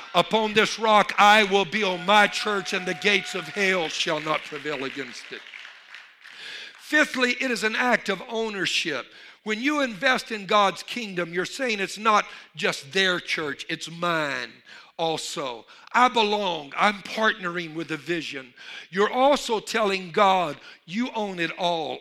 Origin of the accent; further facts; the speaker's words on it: Louisiana, United States; I'm from Louisiana